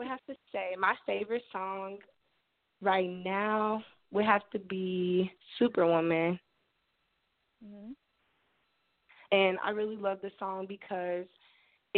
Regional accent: Cincinnati, Ohio, United States; I'm from Cincinnati, Ohio. I was born and raised here.

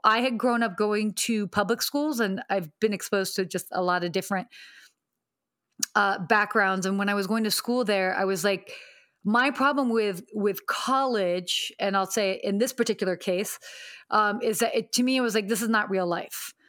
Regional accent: Atlanta, Georgia, United States; moved away as an adult; also born or lived in Pennsylvania / Saudi Arabia / London / Washington, D.C.; now in Los Angeles, United States; I ended up living in Atlanta from eight to eighteen.

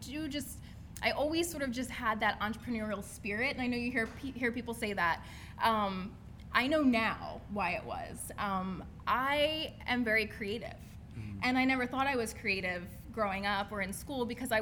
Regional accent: Steelton, Pennsylvania, United States; I am from Steelton, Pennsylvania. Represent. Steelton in the house. So I grew up, was born and raised in this area.

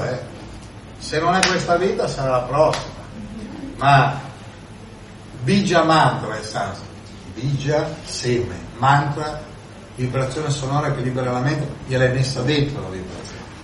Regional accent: Milan, Lombardy, Italy; uno da Milano, io vengo da Milano

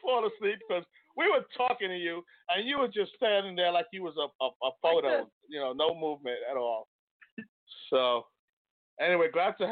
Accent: Bronx, New York, United States; I'm from the Bronx, yeah.

